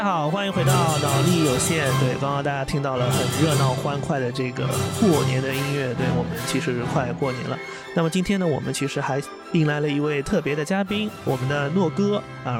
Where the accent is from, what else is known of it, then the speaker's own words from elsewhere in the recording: Jiangsu, China; 我是在江苏江南这一块。